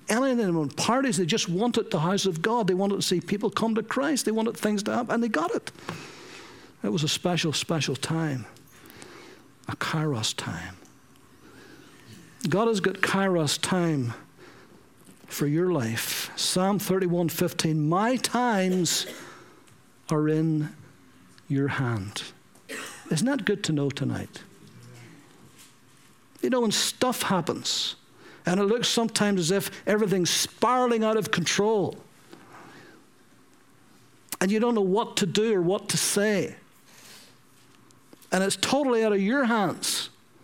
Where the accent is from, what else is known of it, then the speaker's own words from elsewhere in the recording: Ballyclare, Northern Ireland, United Kingdom; in Ballyclare, in my hometown